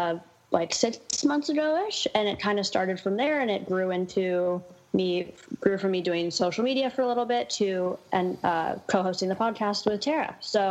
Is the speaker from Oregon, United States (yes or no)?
yes; Portland, Oregon, United States; I was born and raised in Portland